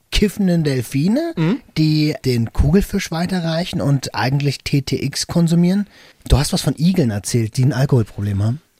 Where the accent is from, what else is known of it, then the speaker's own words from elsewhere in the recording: Berlin, Germany; Ähm, ich komme aus Tempelhof.